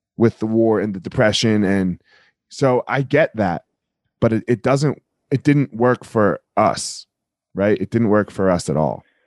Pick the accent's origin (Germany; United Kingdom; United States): United States; New Jersey; I'm from Jersey